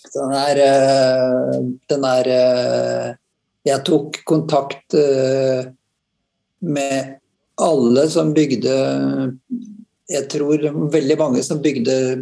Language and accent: Norwegian; Halden, Østfold, Norway; jeg kommer fra Halden, på grensen eh, nære Strømstad.